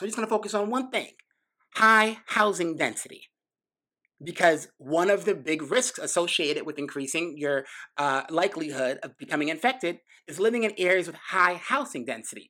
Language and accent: English; New York City, New York, United States; I grew up in New York City, right? Grew up in Brooklyn, went to high school in the Bronx